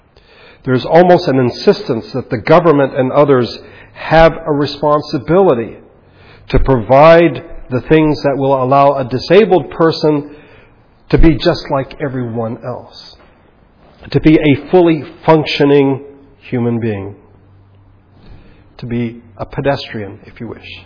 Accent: United States; being American

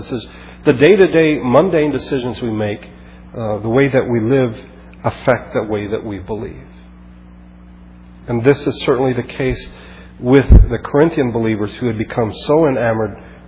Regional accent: Philippines; Growing up in the Philippines, I remember just being struck by the fact that people knew their third and fourth cousins.

